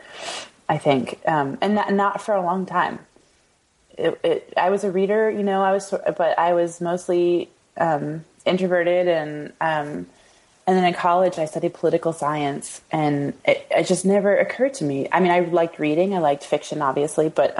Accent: Iowa City, Iowa, United States; also born or lived in Des Moines; We grew up in Iowa City.

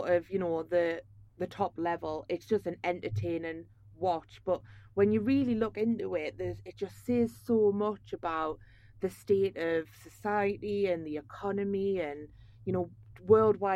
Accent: Tyneside, North East England, United Kingdom; accent: Geordie; now in London, United Kingdom; I'm from like Tyneside

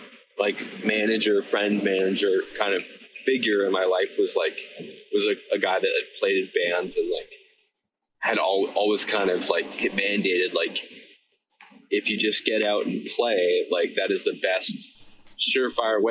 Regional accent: Victoria, British Columbia, Canada; I'm from Victoria, BC

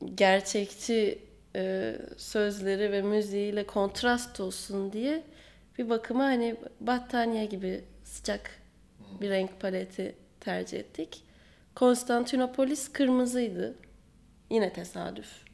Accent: Aegean Region, Turkey

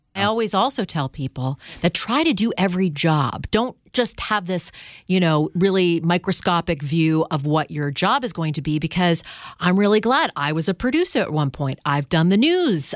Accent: Canada; moved away; I'm from Canada

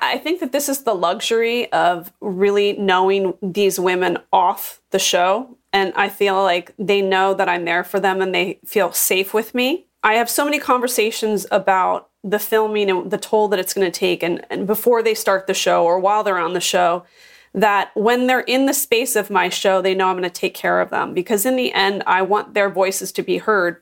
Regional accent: Philadelphia, Pennsylvania, United States; also born or lived in Washington, D.C. / Los Angeles; now in Orange County, United States; I'm originally from Philadelphia and then moved to D C, and then I went to L

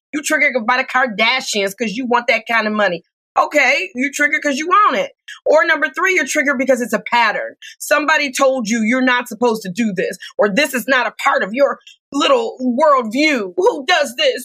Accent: Detroit, Michigan, United States; I'm from Detroit, Michigan

